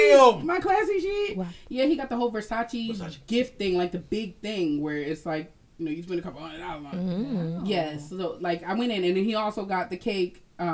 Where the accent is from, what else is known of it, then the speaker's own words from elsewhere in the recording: Massachusetts, United States; moved away; Oh, also, now I'm from Massachusetts.